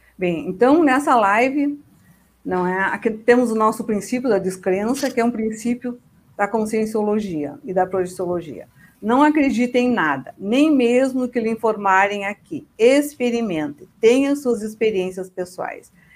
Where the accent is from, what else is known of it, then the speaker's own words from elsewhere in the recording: Rio Grande do Sul, Brazil; now in Foz do Iguaçu, Brazil; nasci no Rio Grande do Sul, E desde dois mil e cinco moro em Foz do Iguaçu